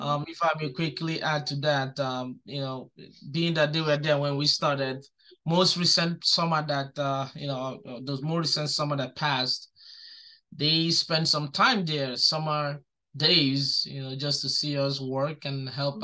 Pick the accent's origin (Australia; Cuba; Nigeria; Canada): Nigeria; also born or lived in New York City, United States; now in Albany, United States; I'm from Nigeria